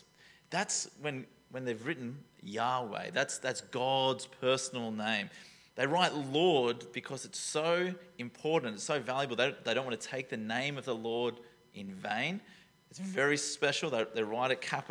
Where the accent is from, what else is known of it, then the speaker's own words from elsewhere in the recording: Taree, New South Wales, Australia; I'm from Taree, you know, like that. If you don't know Taree, it's coastal Australia